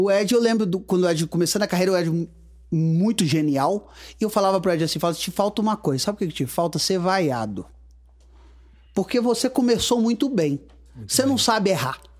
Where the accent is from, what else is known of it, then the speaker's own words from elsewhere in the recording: Guarani, Minas Gerais, Brazil; also born or lived in Rio de Janeiro; now in Astolfo Dutra, Brazil; Nasci em Guarani, Guarani.